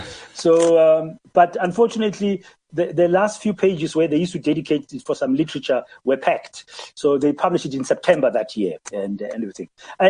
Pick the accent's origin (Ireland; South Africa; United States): South Africa; Soweto, Gauteng; moved away as an adult; also born or lived in Maputo; I'm from Soweto.